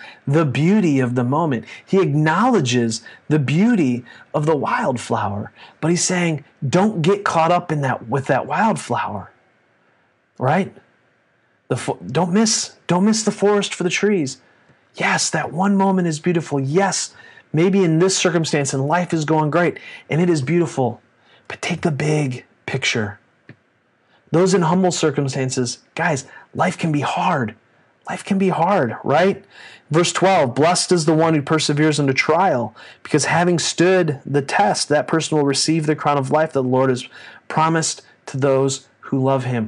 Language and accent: English; United States; we as American Christians